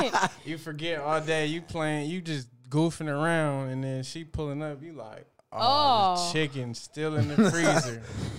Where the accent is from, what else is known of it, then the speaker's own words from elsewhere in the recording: Los Angeles, California, United States; we was just kids in L.A.